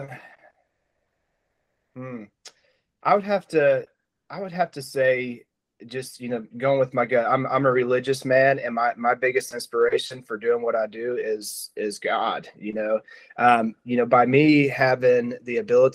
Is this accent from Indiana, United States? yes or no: no; Noble, Oklahoma, United States; also born or lived in Norman, Oklahoma; Norman is, you know, I grew up, went to school there through fourth grade. And then in fifth grade, I ended up going to Noble.